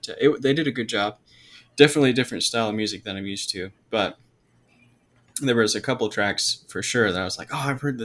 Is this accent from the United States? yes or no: yes; Georgia, United States; I'm from Georgia